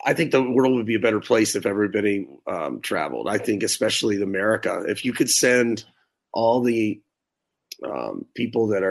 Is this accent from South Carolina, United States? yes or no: yes; Hilton Head Island, South Carolina, United States; I grew up in Hilton Head Island and went to school there till the 10th, ninth, through the ninth grade.